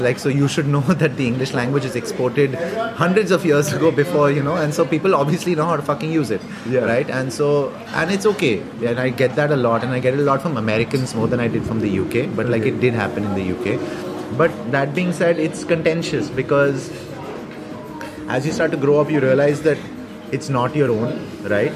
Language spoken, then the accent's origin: English; India; I'm often mistaken for not being Indian in a lot of European countries